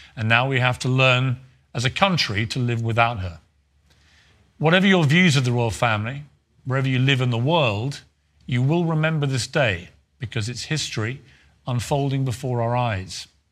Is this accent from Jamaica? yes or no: no; United Kingdom